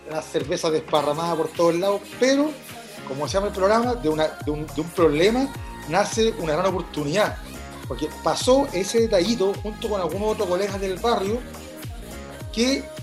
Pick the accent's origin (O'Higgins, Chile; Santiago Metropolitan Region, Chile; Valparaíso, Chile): O'Higgins, Chile; Rancagua; soy originalmente oriundo de Rancagua, de la sexta región